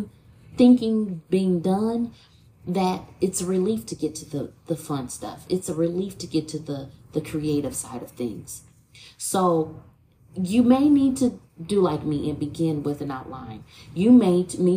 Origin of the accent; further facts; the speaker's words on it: Toledo, Ohio, United States; from my hometown in Toledo